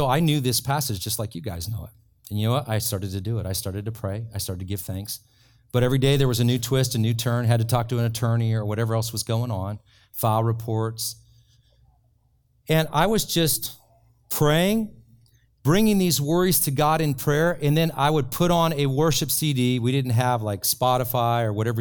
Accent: Ireland; I'm from Ireland

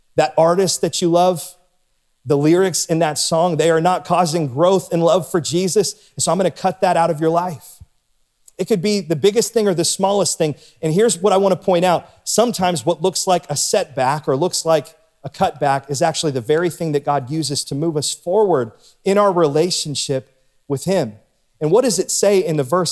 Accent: Warren, Ohio, United States; now in Canfield, United States; I grew up in Warren. It was my hometown

